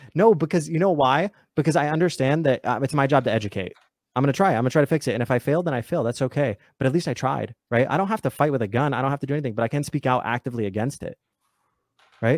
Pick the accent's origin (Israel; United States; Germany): United States; I'm American